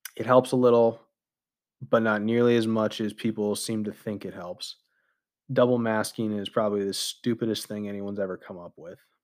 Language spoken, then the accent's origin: English; United States; as an American citizen